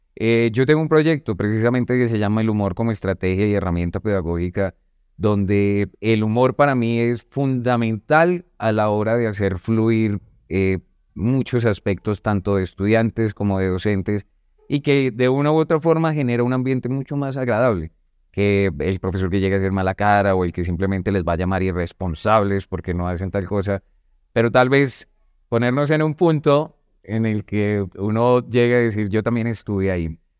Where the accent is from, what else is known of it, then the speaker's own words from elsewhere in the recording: Bogotá, Colombia; Yo vengo desde Bogotá, pues de un barrio un poco marginal.